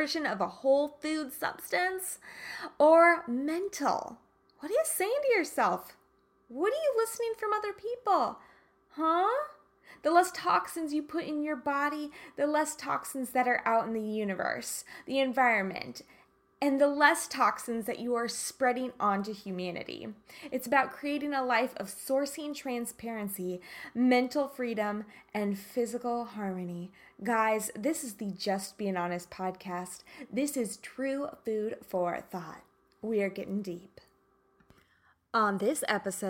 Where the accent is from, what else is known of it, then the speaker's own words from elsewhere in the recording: Kansas, United States; I'm from Kansas.